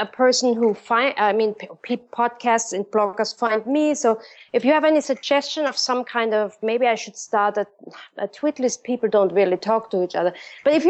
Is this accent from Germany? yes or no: yes; Germany; moved away; back home in my hometown, they're doing this in Germany.